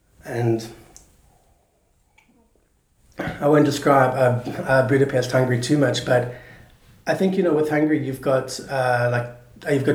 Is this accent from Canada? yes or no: no; South Africa; moved away as an adult; now in Santa Barbara, United States; I'm always South African at heart. I love coming back